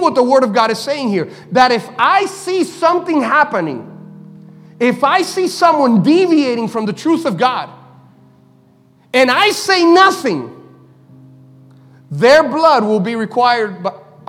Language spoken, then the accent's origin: English; Miami, Florida, United States; we're from Miami